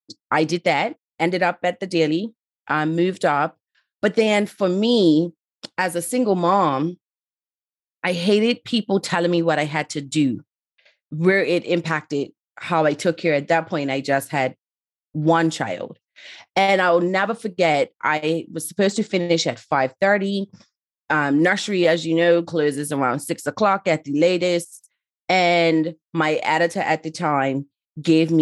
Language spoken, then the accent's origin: English; Bermuda; moved away as an adult; also born or lived in Somerset, Bermuda / Town (Hamilton), Bermuda; now in United Kingdom; originally from Bermuda, but live in the UK